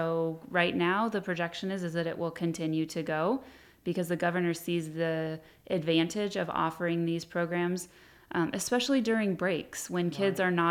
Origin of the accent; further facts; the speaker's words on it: Hemet, California, United States; I was born and raised in Hemet